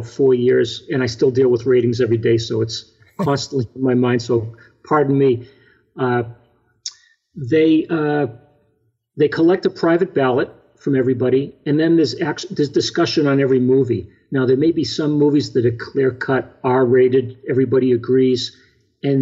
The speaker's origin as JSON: {"language": "English", "town": "Boston", "region": "Massachusetts", "country": "United States", "moved": "yes", "said": "I was from Boston."}